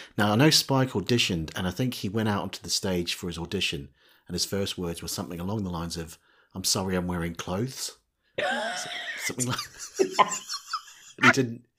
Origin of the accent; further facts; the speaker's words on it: New Zealand; You may have detected from my accent that I was born in, I was born in New Zealand